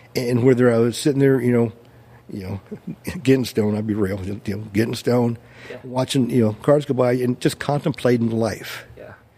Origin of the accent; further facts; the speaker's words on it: Brea, California, United States; also born or lived in Orange, California / Placentia, California; I grew up in Brea.